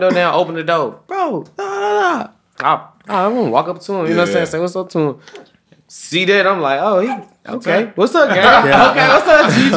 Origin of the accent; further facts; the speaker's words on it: Memphis, Tennessee, United States; I'm from Memphis too